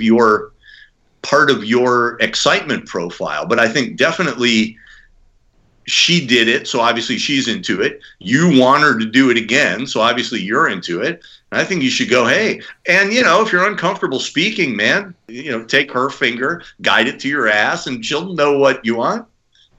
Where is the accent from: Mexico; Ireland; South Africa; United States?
United States; I'm American. I speak English.